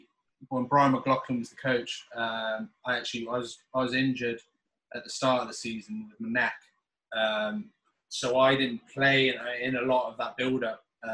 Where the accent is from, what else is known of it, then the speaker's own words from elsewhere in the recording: United States; born there; also born or lived in England; although obviously people keep me stick being English, but actually I was born in America, so I don't even know what I am, to be honest.